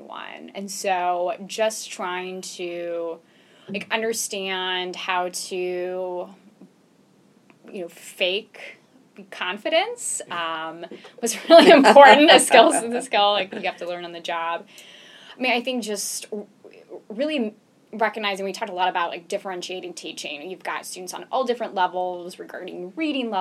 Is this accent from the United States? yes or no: yes; Phoenix, Arizona, United States; moved away; also born or lived in Henderson, North Carolina; I grew up in Phoenix, mm-hmm. Arizona